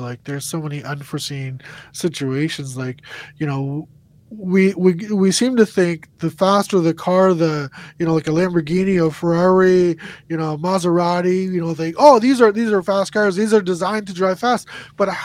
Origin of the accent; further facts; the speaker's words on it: New Brunswick, Canada; I grew up in New Brunswick